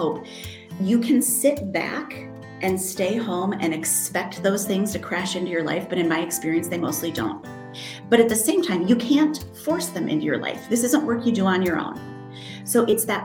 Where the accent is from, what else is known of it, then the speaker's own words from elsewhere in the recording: outside Chicago, Illinois, United States; moved away as an adult; also born or lived in Michigan; now in New York City, United States; I grew up in the Midwest. I'm from outside Chicago and spent a lot of time in Michigan.